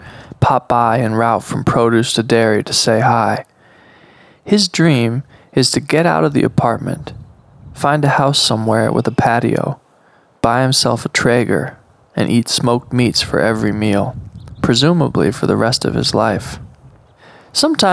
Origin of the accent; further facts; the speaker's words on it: Monterey, California, United States; now in Oregon, United States; I'm from Monterey